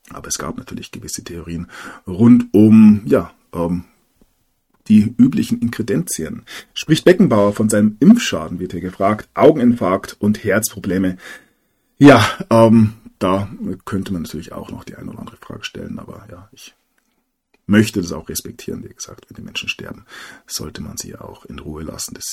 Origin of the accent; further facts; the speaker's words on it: Bavaria, Germany; als Bayer ähm, akzeptiert man ja nur einen Kaiser